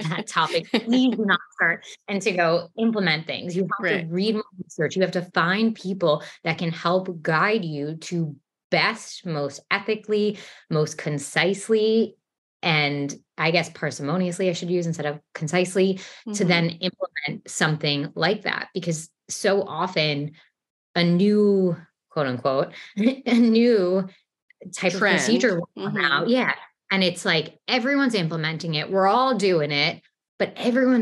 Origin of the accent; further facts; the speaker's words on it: New York City, New York, United States; accent: New York; also born or lived in Texas; even though I'm from New York, I've lived in New York almost my entire life, except for living in Texas